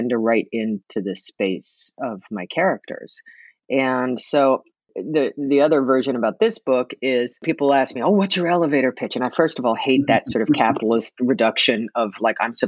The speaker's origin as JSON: {"language": "English", "region": "New York", "country": "United States", "tie": "born or raised there", "moved": "yes", "lives_now": "Oregon, United States", "said": "I was raised in New York"}